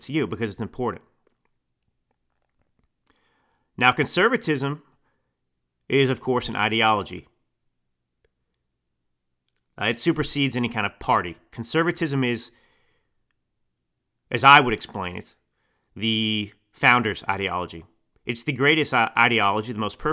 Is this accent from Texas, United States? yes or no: yes; Texas, United States; also born or lived in Italy; now in California, United States; I grew up in Texas